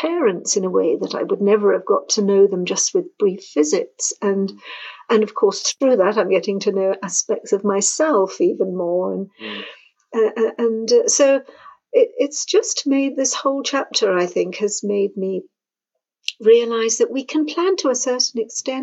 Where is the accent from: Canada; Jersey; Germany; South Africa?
Jersey; moved away as an adult; now in France; I'm from the UK. I'm from the island of Jersey